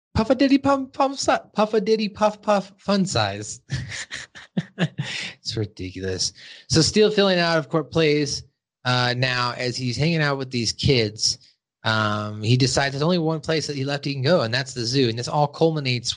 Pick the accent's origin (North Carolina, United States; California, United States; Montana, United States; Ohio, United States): Montana, United States; moved away as an adult; also born or lived in Arizona; I was from Montana